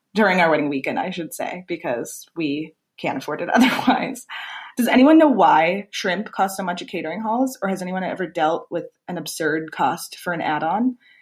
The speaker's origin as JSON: {"language": "English", "area": "Long Island", "region": "New York", "country": "United States", "tie": "born or raised there", "said": "I grew up on Long Island"}